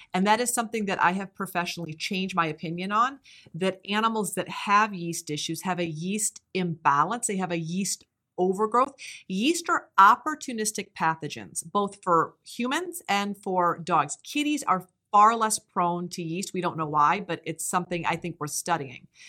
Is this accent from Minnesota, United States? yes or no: no; Iowa, United States; growing up in Iowa, which I did